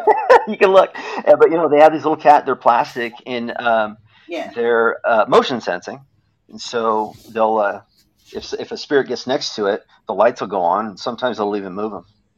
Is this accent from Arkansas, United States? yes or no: no; Oregon, United States; I'm from Oregon.